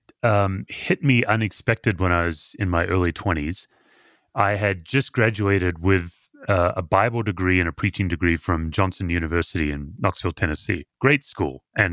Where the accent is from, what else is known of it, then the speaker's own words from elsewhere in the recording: Perth, Western Australia, Australia; I was born and raised in Perth, Western Australia. And I was raised completely outside the church, but started attending a church.